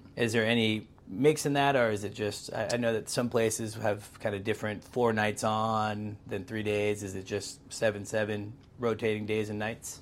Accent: Pacific Northwest, United States; born or raised there

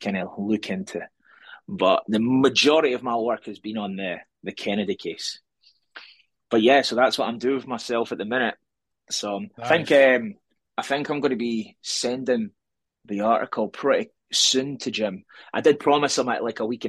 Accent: Scotland, United Kingdom; now in Edinburgh, United Kingdom; I'm Scottish, coming to you for the capital city of Scotland

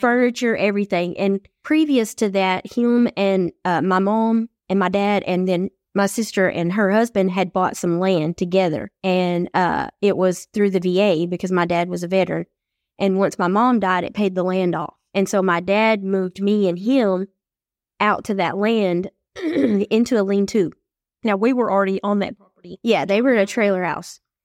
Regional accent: East Texas, United States; when we moved from West Texas to East Texas

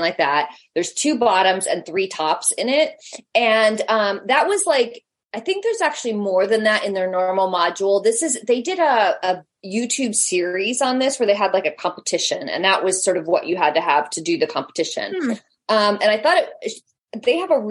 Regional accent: United States; we're American

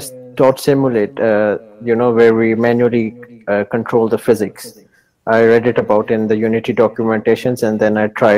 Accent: Pakistan; I am from Pakistan, by the way.

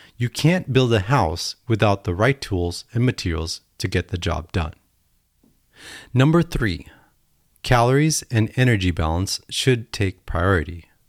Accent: United States; Being American is amazing

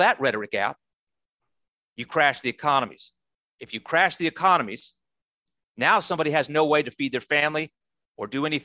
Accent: United States; I'm an American

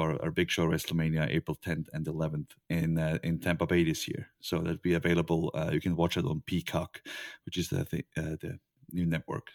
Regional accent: Switzerland; I'm from Switzerland.

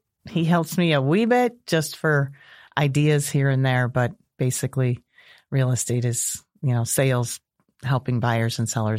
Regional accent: Park Ridge, Illinois, United States; now in Bourbonnais, United States; but I was born and lived in Park Ridge my whole life. So until I went away to college at University of Illinois in Champaign.

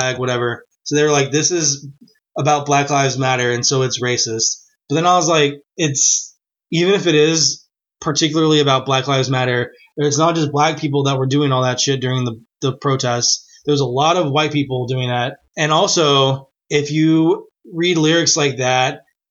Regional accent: Texas, United States; moved away; also born or lived in Nashville; We're from Texas.

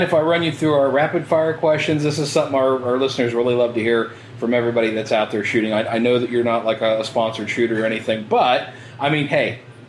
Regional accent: Ohio, United States; I'm from Ohio

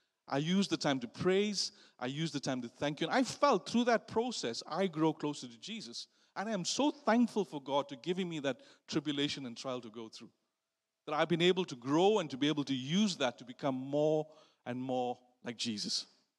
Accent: South Africa; moved away; which I didn't know about because I came from South Africa

